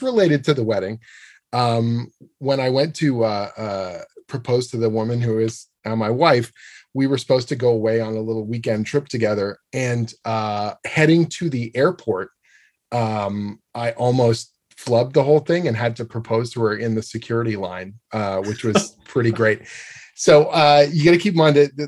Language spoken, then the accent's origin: English; Canada; I'm a Canadian comic book writer who lives in Toronto, Ontario.